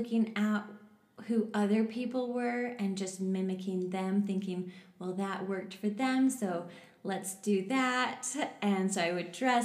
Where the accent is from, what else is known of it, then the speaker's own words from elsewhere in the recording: West Jordan, Utah, United States; also born or lived in Canada; I was born in Canada, but I moved to the U.S. when I was 8 years old, and I grew up in West Jordan.